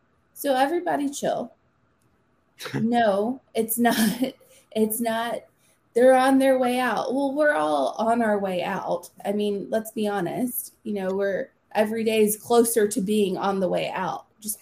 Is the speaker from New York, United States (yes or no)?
no; Nashville, Tennessee, United States; Well, I was born and raised in Nashville